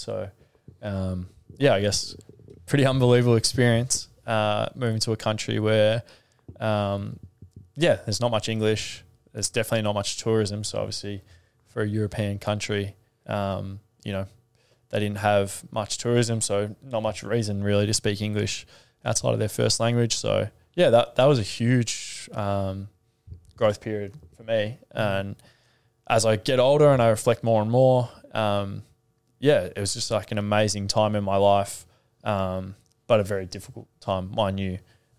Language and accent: English; Melbourne, Victoria, Australia; I grew up in Melbourne, in Sandringham.